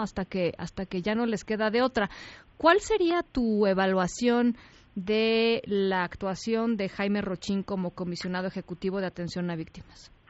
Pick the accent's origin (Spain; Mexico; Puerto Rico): Mexico; las instituciones que hemos construido como mexicanos